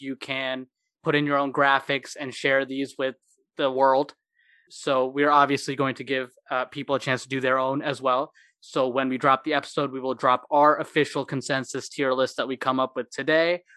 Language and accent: English; Moline, Illinois, United States; also born or lived in Iowa; I was born and raised in Illinois in Moline, uh, but I went to high school across the river in Iowa